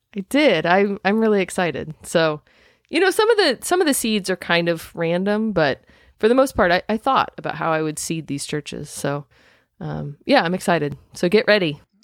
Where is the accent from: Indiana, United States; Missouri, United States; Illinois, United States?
Indiana, United States; I'm from Indiana